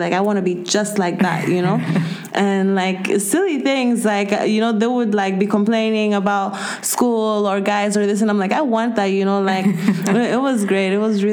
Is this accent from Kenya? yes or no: yes; Kenya; moved away as an adult; now in Spain; I'm from Kenya, born and raised, and I just moved here 4 years ago to study. So basically, I spent my whole life in Kenya.